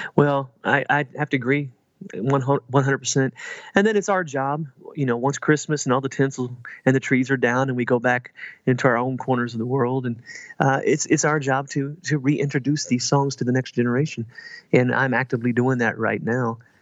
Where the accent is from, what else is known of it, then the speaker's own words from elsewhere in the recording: Southern Indiana, United States; I'm originally from Southern Indiana